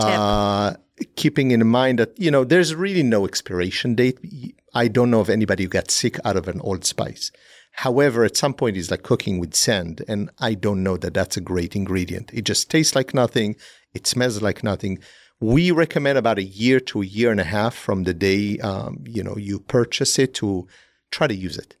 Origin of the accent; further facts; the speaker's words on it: Israel; moved away; growing up in Israel